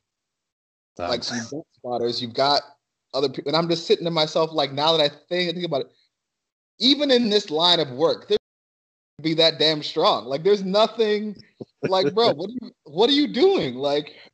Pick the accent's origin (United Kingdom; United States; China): United States; Cleveland, Ohio; growing up in Cleveland, learning how to fight and fight properly